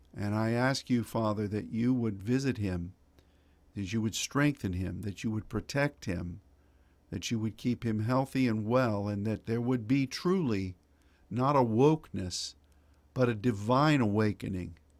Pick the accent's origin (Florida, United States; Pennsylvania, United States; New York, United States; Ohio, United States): Pennsylvania, United States; Pittsburgh; moved away; I grew up in Pittsburgh, Pennsylvania